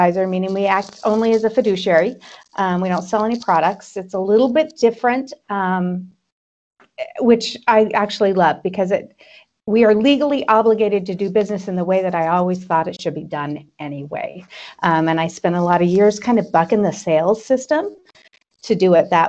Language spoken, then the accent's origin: English; Twin Falls, Idaho, United States; also born or lived in Boise, Idaho; I am an Idaho native. I grew up in Twin Falls.